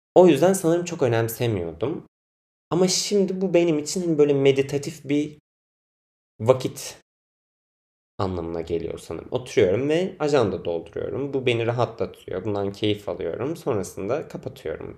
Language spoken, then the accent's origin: Turkish; Biga, Çanakkale, Turkey; now in Istanbul, Turkey; Çanakkale, Çanakkale'liyim ben. Çanakkale'nin Biga ilçesinde ailem yaşıyor. Ben de oralıyım.